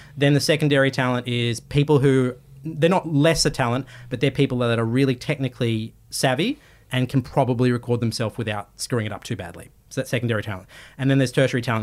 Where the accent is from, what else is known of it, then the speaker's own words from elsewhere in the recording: Australia; I'm Australian